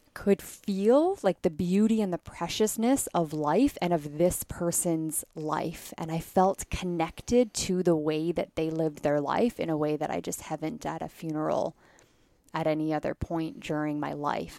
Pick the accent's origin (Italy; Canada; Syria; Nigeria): Canada; I grew up in Canada